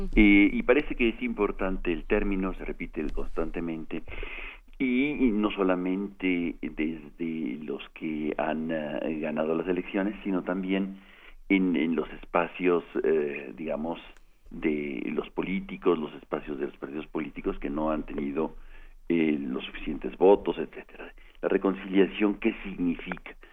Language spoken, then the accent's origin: Spanish; Mexico; nosotros como mexicanas y mexicanos